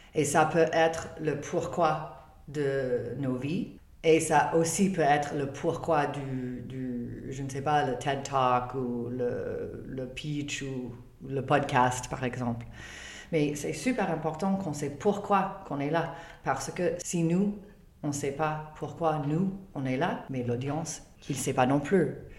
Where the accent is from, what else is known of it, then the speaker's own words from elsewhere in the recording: Canada; French is a second language; je suis canadienne, je ne suis pas française